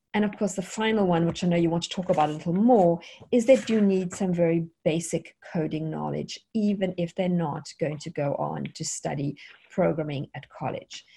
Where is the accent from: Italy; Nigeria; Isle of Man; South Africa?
South Africa; moved away as an adult; now in United States; I am South African. Originally, we have been in America now since 2003 in the United States.